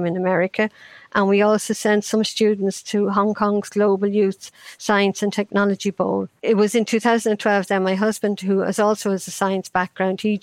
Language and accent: English; Ireland; I grew up in Ireland in the 50s